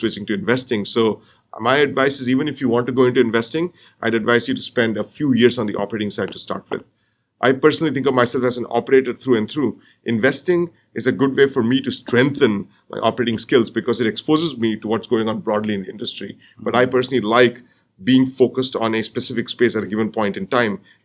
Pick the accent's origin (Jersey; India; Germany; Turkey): India; moved away as an adult; now in United States; So I grew up in India, and I got my undergraduate degree in India, and I came to the U.S. for grad school